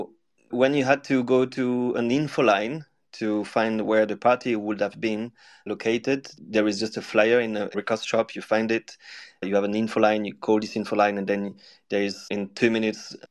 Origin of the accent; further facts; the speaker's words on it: Lyon, Auvergne-Rhône-Alpes, France; my hometown